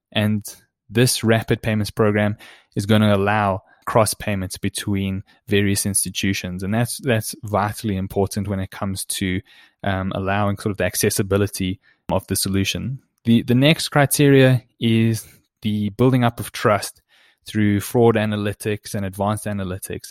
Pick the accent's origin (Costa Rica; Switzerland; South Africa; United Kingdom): South Africa